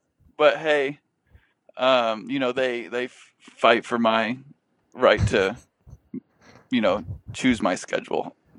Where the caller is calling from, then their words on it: Burlingame, California, United States; We are in Burlingame, San Francisco.